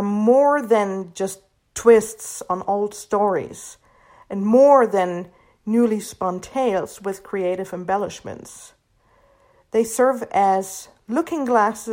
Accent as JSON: {"language": "English", "town": "Hanau", "region": "Hesse", "country": "Germany", "tie": "born or raised there", "also_born_or_lived": "Florida, United States", "second_language": "English", "moved": "as an adult", "lives_now": "Utah, United States", "said": "I am a native German. I was born and raised in Germany. I lived in Germany until I was 23"}